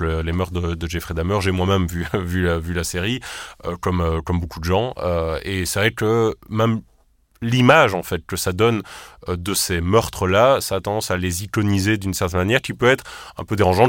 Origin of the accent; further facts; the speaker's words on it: Charleroi, Wallonia, Belgium; on vient de Charleroi